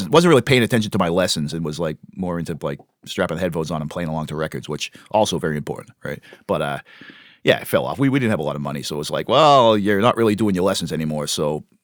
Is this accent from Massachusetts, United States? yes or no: yes; Webster, Massachusetts, United States; that I'm from Webster.